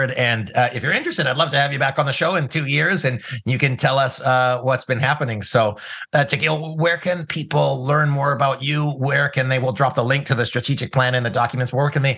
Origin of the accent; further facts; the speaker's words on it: Canada; I'm a Canadian